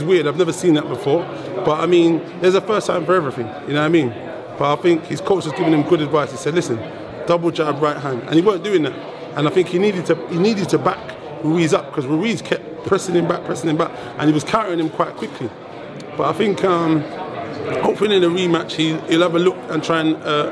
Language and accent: English; England, United Kingdom; As an English guy